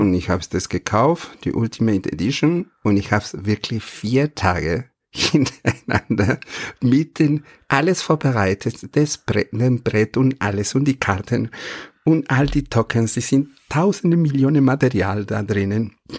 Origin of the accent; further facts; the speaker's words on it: Argentina; German is a second language; moved away; ich bin kein Holländer, sondern ich komme aus Argentinien